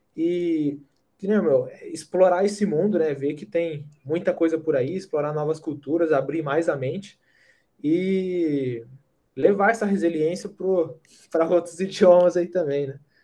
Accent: Brazil; moved away as an adult; a gente é do Brasil

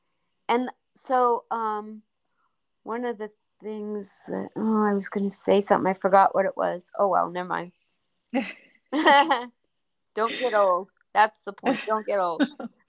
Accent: Oregon, United States; No. I'm from Oregon.

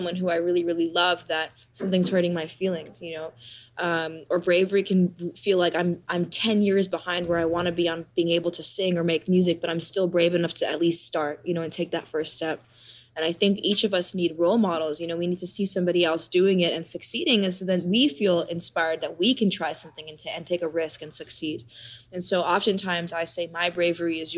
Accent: New York City, New York, United States; I grew up in New York City playing the drums

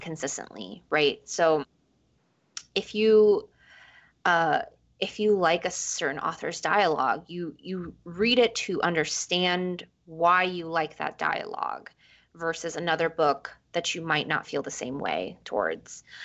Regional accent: New York City, New York, United States; also born or lived in Ecuador; I was born in Ecuador and we moved to New York. We immigrated to New York when I was five

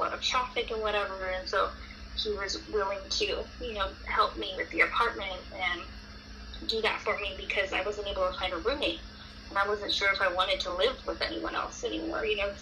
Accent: Hesperia, California, United States; where I'm from Hesperia, California. That's where I'm at right now

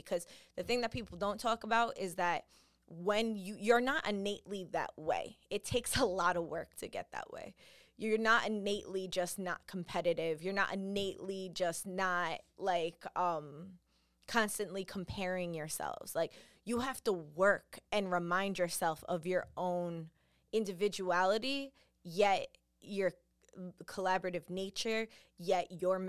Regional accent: New York, United States; Listen, I'm from New York. This is just what we do. It's what we're raised in seeing and having

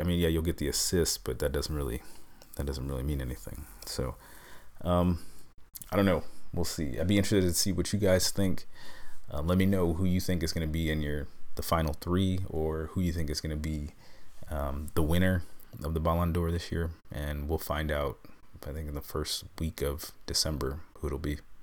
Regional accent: New York, United States; I'm a New Yorker

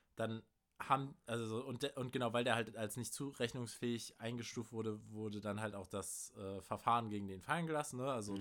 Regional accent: Germany; als Deutscher

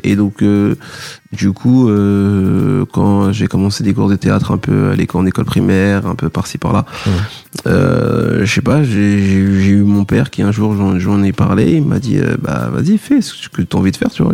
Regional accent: Paris, Île-de-France, France; je viens de Paris

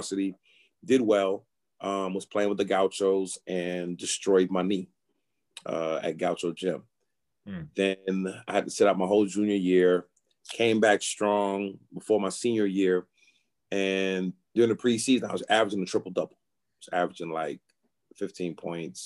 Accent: New York City, New York, United States; moved away; I'm from New York

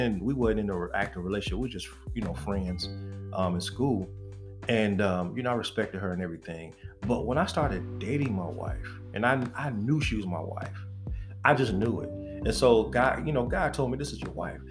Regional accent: Detroit, Michigan, United States; I'm from the East Side, y'all, from Detroit

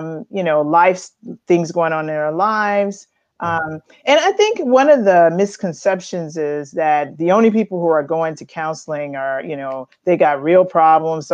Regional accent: Chicago, Illinois, United States; moved away as an adult; now in Roanoke, United States; I was born in Chicago and grew up there in the Chicagoland area

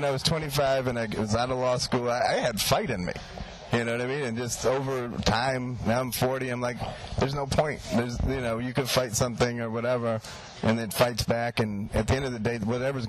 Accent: India; Like, I'm Indian, dude.

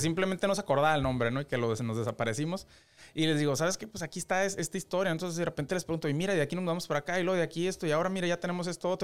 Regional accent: Mexicali, Baja California, Mexico; soy de Mexicali

